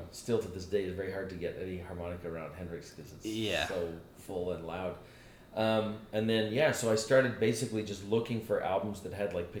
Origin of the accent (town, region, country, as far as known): Canada; born or raised there; also born or lived in Manchester, England / Dublin, Ireland